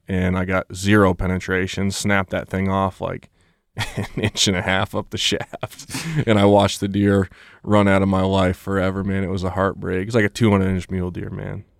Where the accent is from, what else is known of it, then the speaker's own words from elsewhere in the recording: Vermont, United States; moved away as an adult; now in Colorado, United States; I grew up in Vermont. I spent my whole life there